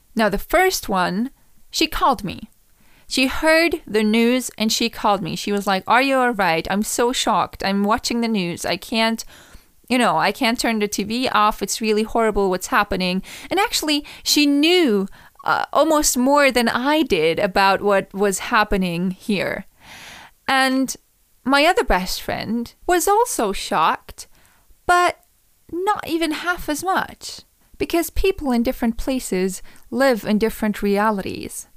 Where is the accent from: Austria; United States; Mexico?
Austria; Vienna; English is a second language; I was from Vienna